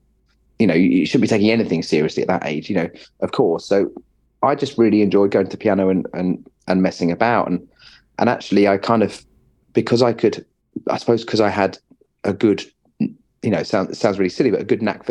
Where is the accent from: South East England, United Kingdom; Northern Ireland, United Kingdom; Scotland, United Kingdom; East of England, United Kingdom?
East of England, United Kingdom; Watford; also born or lived in Westminster, London / Friern Barnet, London / Welwyn Garden City; now in Bedford, United Kingdom; moved to Watford. I lived in Watford kind of until I went to music college